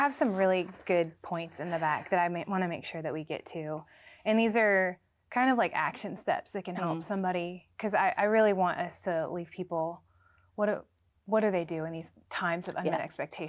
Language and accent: English; Florida, United States; now in Nashville, United States; I'm from Florida, so everything's oh, okay. flat.